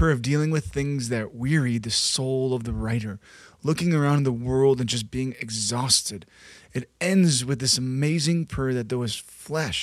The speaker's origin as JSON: {"language": "English", "area": "south suburbs of Chicago", "region": "Illinois", "country": "United States", "tie": "born or raised there", "said": "I grew up in the south suburbs and then lived downtown"}